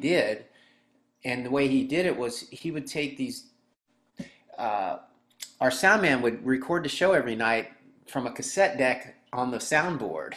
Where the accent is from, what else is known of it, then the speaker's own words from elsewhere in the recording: Frederick, Maryland, United States; also born or lived in Hagerstown, Maryland; I grew up in Frederick